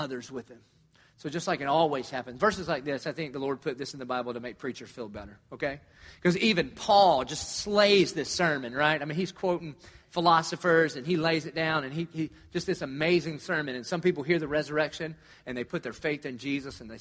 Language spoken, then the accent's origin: English; Dillon, South Carolina, United States; moved away; I grew up in Dillon, South Carolina